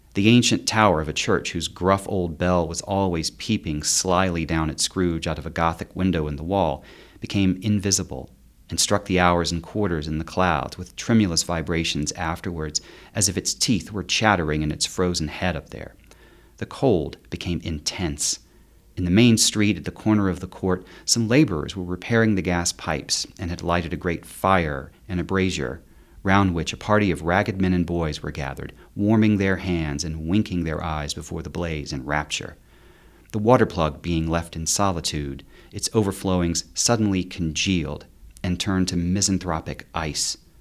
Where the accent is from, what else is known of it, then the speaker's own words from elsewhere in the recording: eastern North Carolina, United States; moved away; also born or lived in South Korea / Salt Lake City; I grew up in, in eastern North Carolina